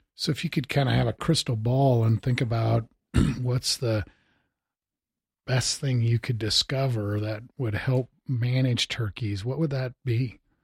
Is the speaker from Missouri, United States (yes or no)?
yes; Missouri, United States; now in Bozeman, United States; I enjoyed, uh, turkey hunting when I grew up in Missouri.